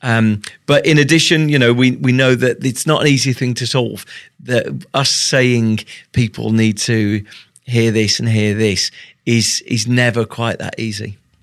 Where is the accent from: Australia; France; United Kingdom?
United Kingdom; I'm British.